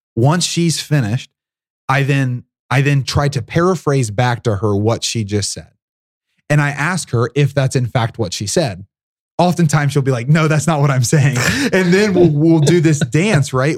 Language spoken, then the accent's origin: English; Southern Ohio, United States; my upbringing, which was really unique. So I'm from Southern Ohio